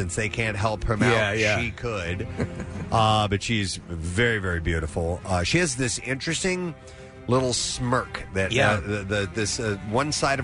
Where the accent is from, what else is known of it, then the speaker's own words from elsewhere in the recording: St. Louis, Missouri, United States; moved away; my hometown, St. Louis